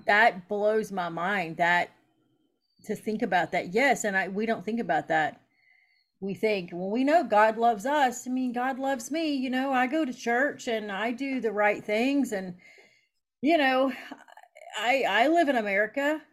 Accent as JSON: {"language": "English", "region": "Eastern Kentucky", "country": "United States", "moved": "as an adult", "lives_now": "Wisconsin, United States", "said": "I'm from Eastern Kentucky. So Appalachian people are very hard and snappy"}